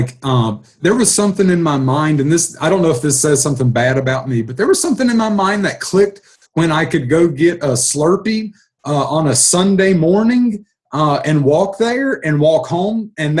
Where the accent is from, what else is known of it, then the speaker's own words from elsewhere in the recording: Bristol, Virginia, United States; moved away; also born or lived in Dickenson County, Virginia / Richmond, Virginia / Kentucky; I'm just a normal kid from the coal fields of southwestern Virginia who grew up kind of splitting my time between the Bristol metropolitan complex, if you will, and Dickinson County, Virginia, where my family was from.